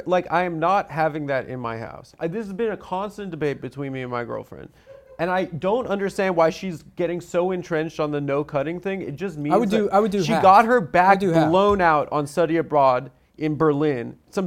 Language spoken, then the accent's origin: English; Nigeria; You know I'm from Nigeria.